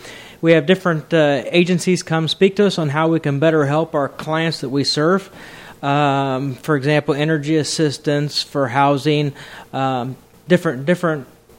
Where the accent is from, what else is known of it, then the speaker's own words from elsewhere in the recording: Danville, Indiana, United States; Right here in Danville, Indiana.